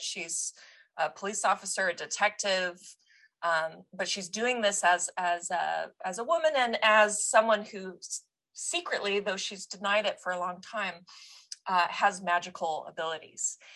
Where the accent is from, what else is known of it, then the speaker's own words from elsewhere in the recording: United States; us Americans